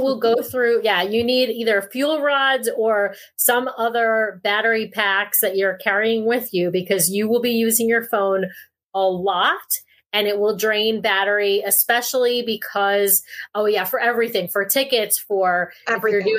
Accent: East Coast, United States; also born or lived in Seattle area; now in Seattle, United States; So I live in the Seattle area, and I grew up on the East Coast.

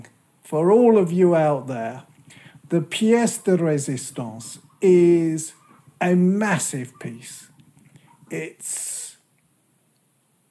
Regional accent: United Kingdom; a Brit who's grown up listening to the shipping forecast

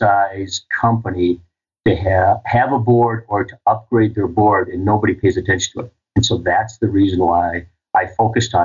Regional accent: Rochester, Minnesota, United States; I grew up, born and raised in Rochester, Minnesota

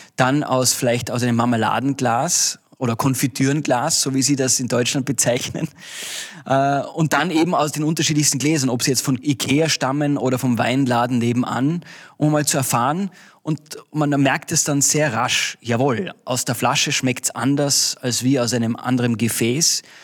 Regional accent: Austria; bei uns in Österreich

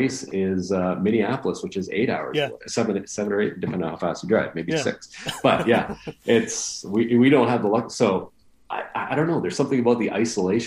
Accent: Winnipeg, Manitoba, Canada; we're from Winnipeg.

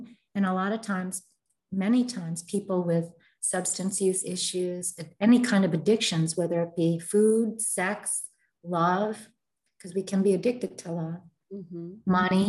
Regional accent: Philippines; I grew up in a family where the values are different. I'm Filipino and Spanish.

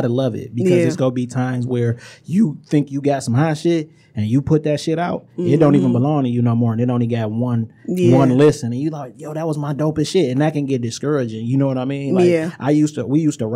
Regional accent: Detroit, Michigan, United States

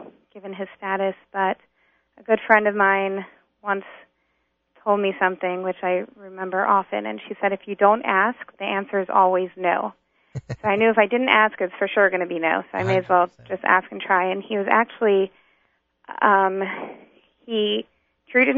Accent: North Carolina, United States; moved away; also born or lived in New York; I was born and raised in North Carolina.

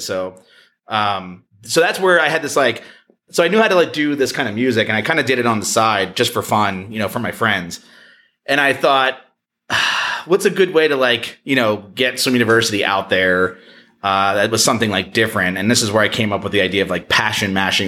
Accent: New Jersey, United States; I'm from Jersey

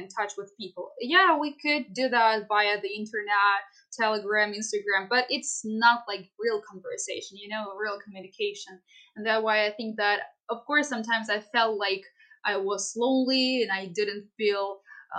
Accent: Kharkiv Oblast, Ukraine; I am from the Kharkiv district

